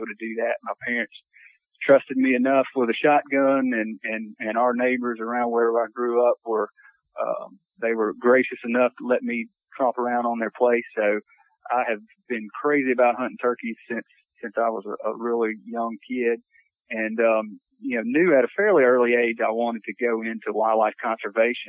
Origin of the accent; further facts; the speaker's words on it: United States; I grew up in Lawrence County, so not too far from you guys over in Admit, south central part of the state